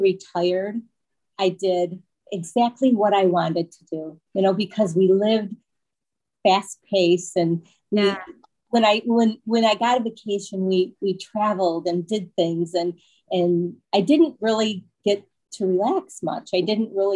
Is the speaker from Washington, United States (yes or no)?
no; Michigan, United States; moved away as an adult; now in Florida, United States; We are originally from Michigan